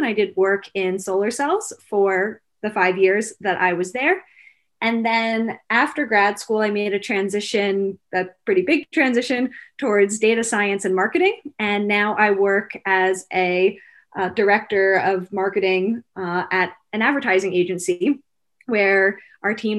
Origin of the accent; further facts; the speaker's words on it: Philadelphia, Pennsylvania, United States; moved away; I grew up in the Philadelphia area